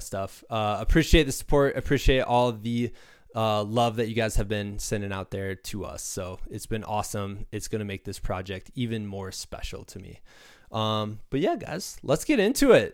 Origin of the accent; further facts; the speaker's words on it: Midwest, United States; moved away; also born or lived in Danville, Virginia; I'm from the Midwest originally